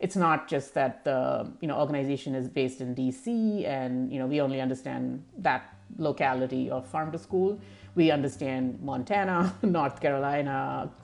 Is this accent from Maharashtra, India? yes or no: no; New Delhi, Delhi, India; moved away as an adult; also born or lived in Thailand / Malaysia / Europe; now in United States; I grew up in India, in the capital city of India, New Delhi, and which is an urban center. And I spent the first 25 years or so of my life in India, in various parts of India.